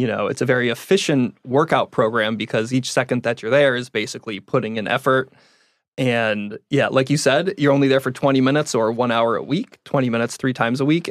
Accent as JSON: {"language": "English", "region": "Connecticut", "country": "United States", "tie": "born or raised there", "moved": "as an adult", "lives_now": "San Diego, United States", "said": "I grew up in Connecticut. Uh, was there until I was about nineteen when I switched colleges and moved out here to San Diego"}